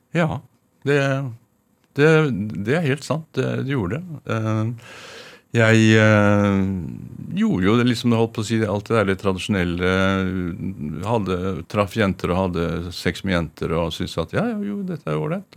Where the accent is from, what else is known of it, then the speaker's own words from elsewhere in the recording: Oslo, Norway; jeg er fra Røa